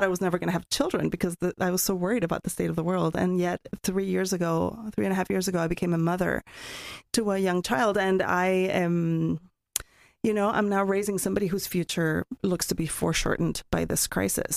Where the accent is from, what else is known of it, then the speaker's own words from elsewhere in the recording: Mexico City, Mexico; moved away as an adult; also born or lived in Oregon, United States; now in United States; I'm from Mexico, and I grew up in Mexico City